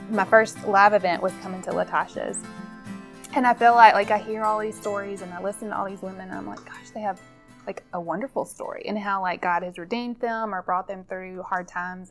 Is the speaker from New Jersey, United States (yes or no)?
no; Mississippi, United States; I grew up here in Mississippi